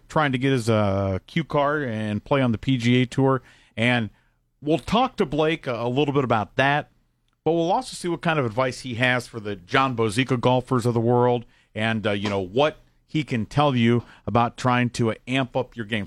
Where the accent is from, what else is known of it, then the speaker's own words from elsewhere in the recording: Columbus, Ohio, United States; when I was growing up in Columbus, it was back in the eighties